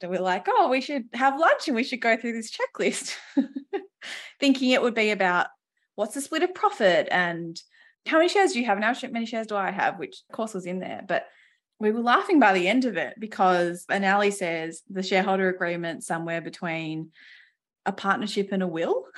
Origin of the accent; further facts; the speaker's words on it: Western Australia, Australia; I grew up in Western Australia with two exceptional parents